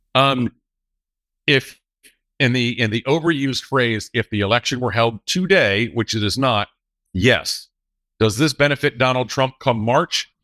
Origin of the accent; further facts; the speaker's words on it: North Carolina, United States; North Carolina, my home state